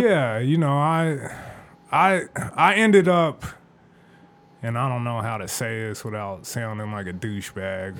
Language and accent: English; Phoenix, Arizona, United States; also born or lived in Tempe, Arizona; I grew up in West Phoenix and South Phoenix